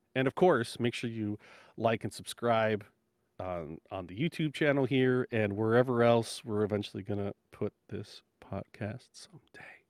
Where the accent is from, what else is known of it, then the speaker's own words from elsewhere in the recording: United States; as an American